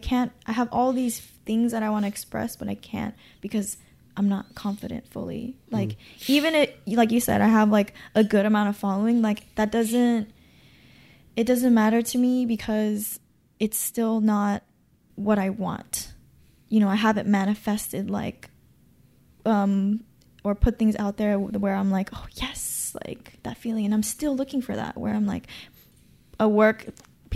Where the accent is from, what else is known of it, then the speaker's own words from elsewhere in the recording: Gardena, California, United States; I'm from Gardena